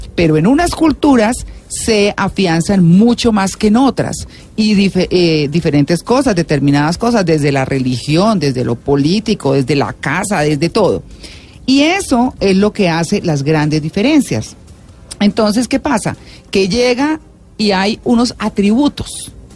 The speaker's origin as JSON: {"language": "Spanish", "country": "Colombia"}